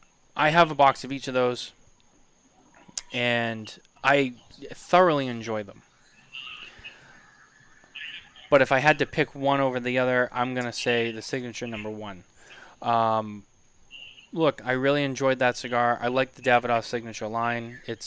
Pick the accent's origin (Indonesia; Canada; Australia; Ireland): Canada; Mitchell, I only get picked on because I'm Canadian.